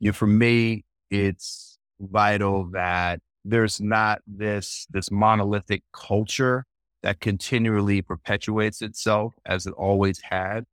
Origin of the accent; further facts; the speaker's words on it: New Jersey, United States; also born or lived in Manhattan, New York / Queens, New York; I was born in Manhattan, New York, and lived in Queens until I was getting ready to start kindergarten, and then we moved to New Jersey, basically to a New York suburb in, in New Jersey